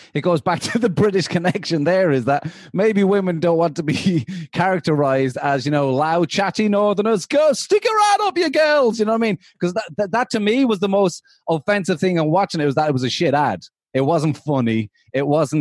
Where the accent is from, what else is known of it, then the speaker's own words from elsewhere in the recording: Ireland; moved away; also born or lived in London; as an Irish person